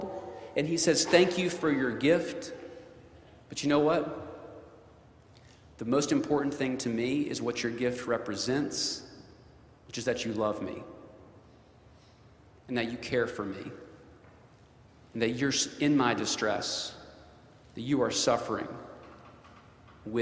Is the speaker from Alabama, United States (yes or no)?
yes; North Alabama, United States; I'm from North Alabama, the New South